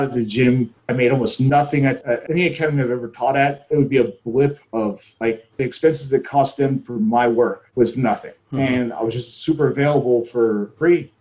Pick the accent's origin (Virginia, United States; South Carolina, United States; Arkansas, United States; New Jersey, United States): South Carolina, United States; Charleston; moved away as an adult; also born or lived in Florida / Oregon; I am from Charleston, South Carolina. I was here growing up